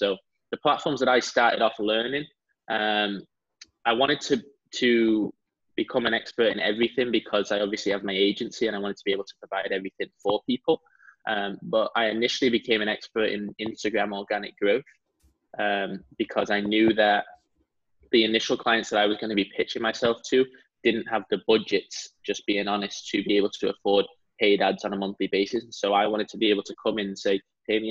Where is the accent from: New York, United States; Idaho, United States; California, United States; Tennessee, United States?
California, United States; San Diego; also born or lived in Salford, England; I'm in San Diego, California.